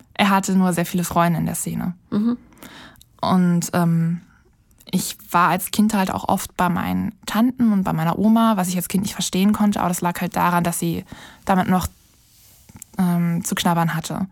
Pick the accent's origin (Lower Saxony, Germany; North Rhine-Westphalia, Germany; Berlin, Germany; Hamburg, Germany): Berlin, Germany; in meiner Heimatstadt, also in Berlin